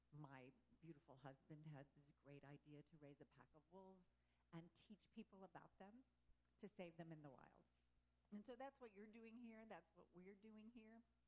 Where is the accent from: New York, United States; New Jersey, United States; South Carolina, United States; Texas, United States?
Texas, United States; also born or lived in Louisiana; I grew up in um, Texas, and I was born in Louisiana